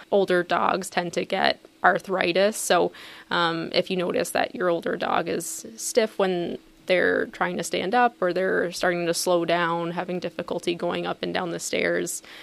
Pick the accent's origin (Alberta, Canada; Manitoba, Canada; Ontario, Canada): Ontario, Canada; moved away as an adult; also born or lived in Guelph, Ontario / St. Kitts / Minnesota; now in Palatine, United States; I'm Canadian, so my journey actually started in Ontario